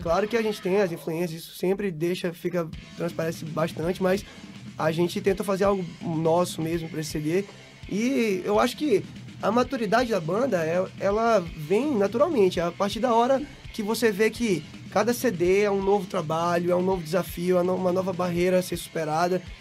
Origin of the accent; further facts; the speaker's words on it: São Luís, Maranhão, Brazil; a gente é de São Luís do Maranhão, é do Nordeste ainda aí